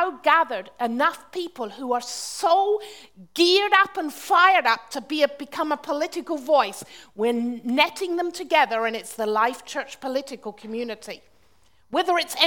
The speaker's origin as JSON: {"language": "English", "town": "Launceston", "region": "South West England", "country": "United Kingdom", "tie": "born or raised there", "also_born_or_lived": "Austria", "moved": "yes", "said": "I was growing up in Cornwall"}